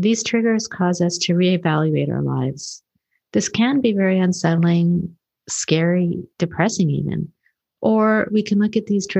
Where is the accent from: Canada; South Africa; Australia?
Canada; also born or lived in Kenya; I was born in Kenya and raised in Canada.